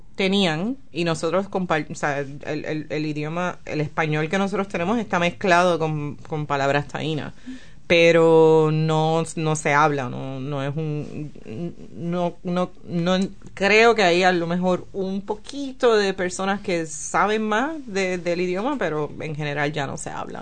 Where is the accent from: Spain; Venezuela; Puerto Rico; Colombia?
Puerto Rico; San Juan; moved away as an adult; also born or lived in United States; now in Tauranga, New Zealand; yo soy de la capital, yo soy de San Juan. Este, nací, crecí